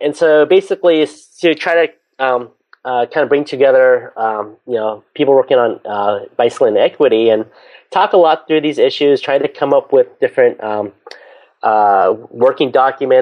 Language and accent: English; San Francisco Bay Area, California, United States; I grew up in the San Francisco Bay Area, so I'm a big Golden State Warriors